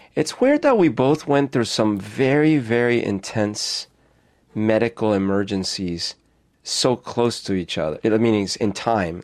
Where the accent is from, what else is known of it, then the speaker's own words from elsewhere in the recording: Colombia; moved away; that's the kind I grew up with in Colombia.